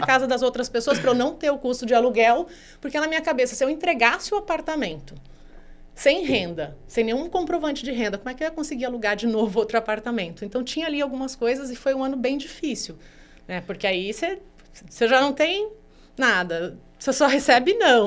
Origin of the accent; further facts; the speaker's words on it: Brazil; a gente é o país mais ansioso do mundo